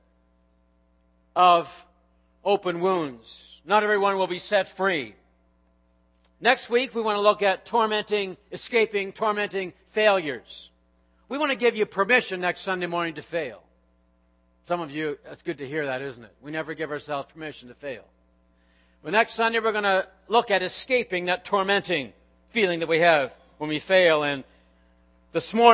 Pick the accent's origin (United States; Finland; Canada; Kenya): Canada; Nova Scotia; moved away; back in my home country, Nova Scotia